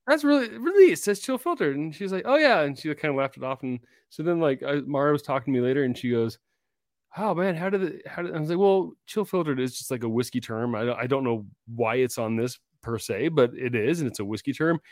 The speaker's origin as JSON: {"language": "English", "region": "Washington", "country": "United States", "tie": "born or raised there", "also_born_or_lived": "Idaho", "moved": "yes", "said": "I grew up in Washington"}